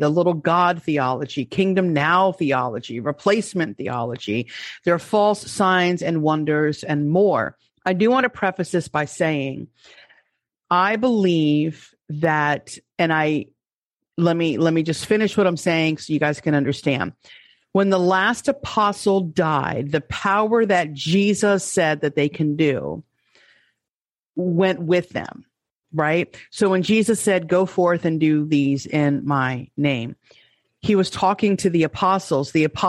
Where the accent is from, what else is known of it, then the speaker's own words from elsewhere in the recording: New York, United States; let me say it as a New Yorker. Let's get this party started. That's how I used to talk. I don't sound like that anymore.